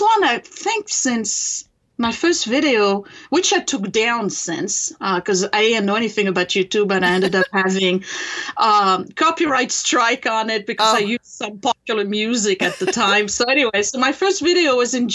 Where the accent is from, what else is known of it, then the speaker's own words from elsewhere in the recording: France; English is a second language; moved away as an adult; now in United States; I was born in France and raised there.